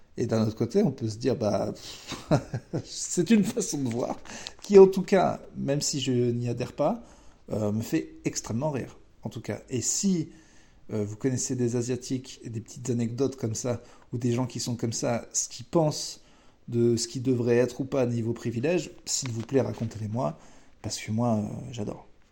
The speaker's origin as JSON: {"language": "French", "country": "France", "said": "On est français"}